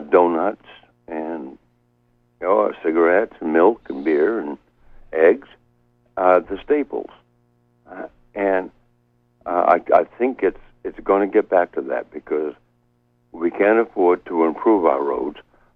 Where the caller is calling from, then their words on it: Penobscot, Maine, United States; from Penobscot.